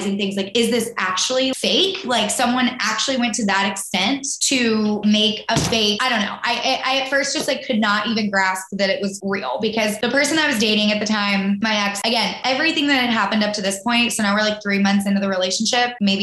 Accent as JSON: {"language": "English", "region": "the South", "country": "United States", "tie": "born or raised there", "said": "growing up in the South"}